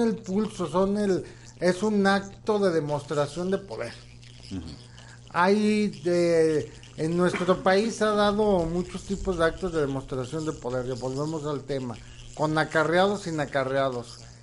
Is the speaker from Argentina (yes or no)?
no; Mexico; espero que estemos avanzando hacia una mejor sociedad como mexicanos